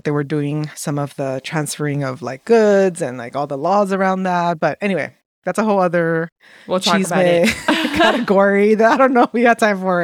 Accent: Los Angeles, California, United States; also born or lived in Acapulco, Mexico; I was actually born in LA, though, just FYI. I was born in LA in Lincoln Heights

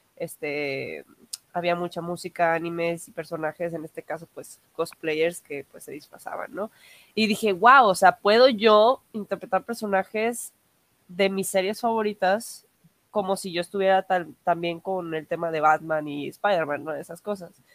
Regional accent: Mexico; soy cosplayer de México

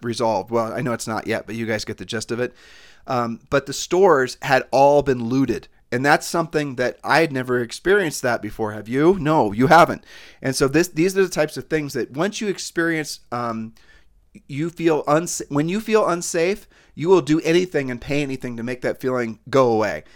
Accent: Columbus, Ohio, United States; We're from Columbus, Ohio.

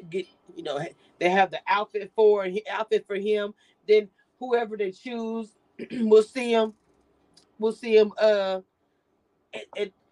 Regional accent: Philadelphia, Pennsylvania, United States; I'm from Philly. We be fighting.

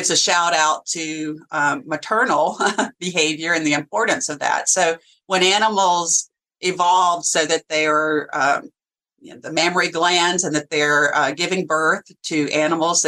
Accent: Alabama, United States; now in Virginia, United States; I grew up in Alabama

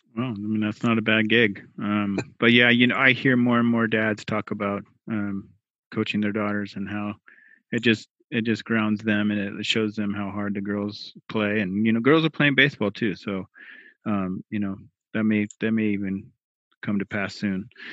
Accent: Portland, United States; Growing up in Portland

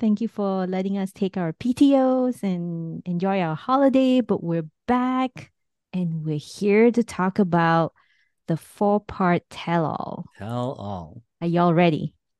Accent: Ukraine; You know, you're from Moldova. I'm from Ukraine. Like, we're neighbors.

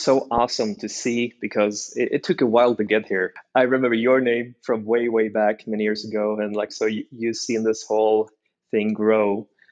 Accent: Norway; moved away as an adult; also born or lived in China; now in United States; I was born and raised in Norway

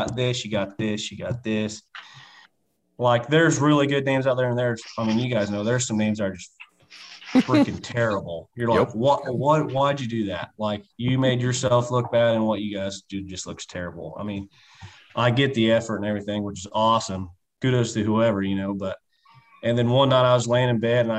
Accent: Central Kansas, United States; I'm from Central Kansas, born and raised here

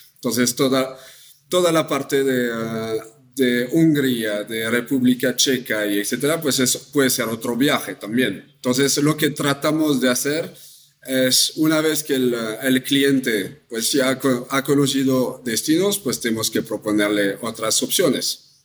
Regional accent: France; accent: French; Spanish is a second language; moved away as an adult; now in Mexico; como escuchan mi, acento, soy francés.

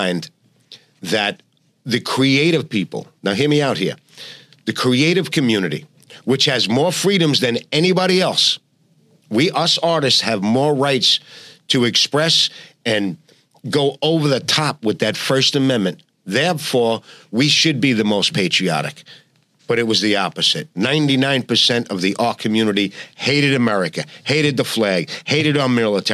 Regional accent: New York City, New York, United States; I'm a New Yorker. We're New Yorkers.

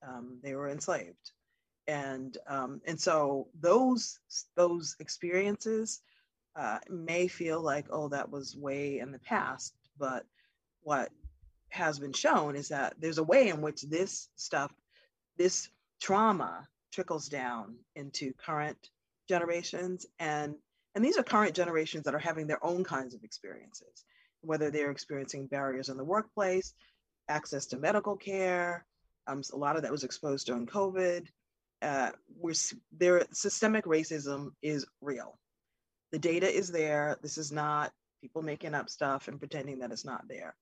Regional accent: Massachusetts, United States; I'm in Massachusetts right now

